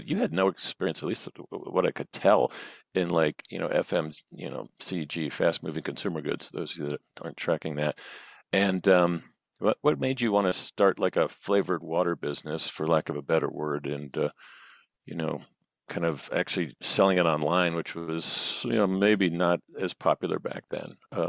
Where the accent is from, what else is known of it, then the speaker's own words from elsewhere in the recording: Chicago, Illinois, United States; now in Silicon Valley, United States; I actually moved to Silicon Valley the same year you did, though. I was from Chicago